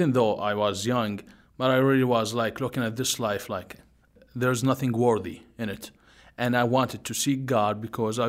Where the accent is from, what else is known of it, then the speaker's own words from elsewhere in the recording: Jordan; now in Beirut, Lebanon; I grew up in Jordan, the country of Jordan